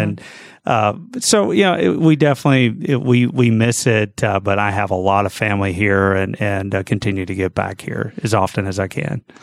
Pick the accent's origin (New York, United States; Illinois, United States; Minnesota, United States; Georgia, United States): Georgia, United States; Gainesville; moved away as an adult; now in Jacksonville, United States; Yes, I grew up in Gainesville, a little bit north of here